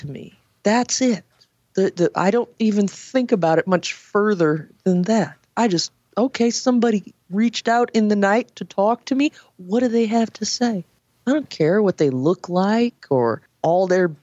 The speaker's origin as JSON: {"language": "English", "region": "California", "country": "United States", "tie": "born or raised there", "said": "I grew up in California where there's, again, all walks of life."}